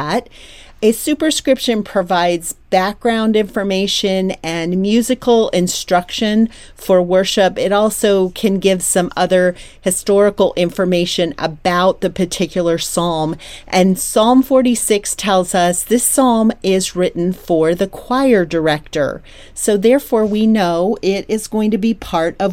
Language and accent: English; Troy, Pennsylvania, United States; was growing up in Troy, Pennsylvania.